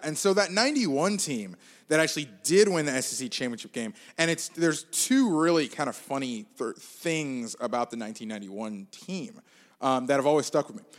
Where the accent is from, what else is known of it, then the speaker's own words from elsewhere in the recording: Gainesville, Florida, United States; I grew up in Gainesville, uh, and went to Florida.